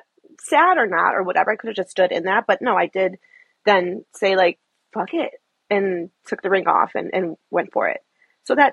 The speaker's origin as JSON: {"language": "English", "town": "Chicago", "region": "Illinois", "country": "United States", "moved": "as an adult", "lives_now": "Seattle, United States", "said": "I'm from Chicago. I'm a Chicago girl forever. But moved to Seattle"}